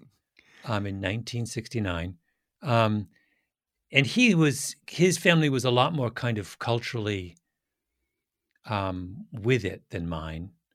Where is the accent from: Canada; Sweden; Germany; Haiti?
Canada; moved away as an adult; now in United States; I'm a Canadian